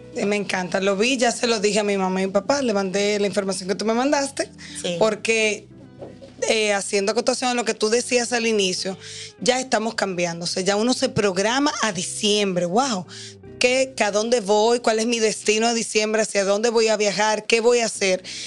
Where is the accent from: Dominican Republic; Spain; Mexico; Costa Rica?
Dominican Republic; nosotros como dominicanos